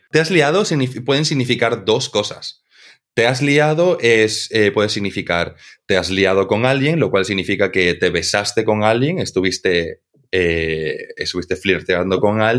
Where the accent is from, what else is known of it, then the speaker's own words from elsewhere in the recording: Santa Cruz, Bolivia; accent: cruceño/Spanish; mi acento ya es como una amalgama entre el acento cruceño y el acento español.